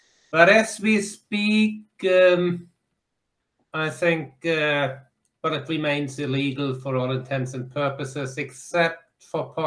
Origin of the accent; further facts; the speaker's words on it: Germany; now in Ottawa, Canada; I'm from Germany. I live in Ottawa.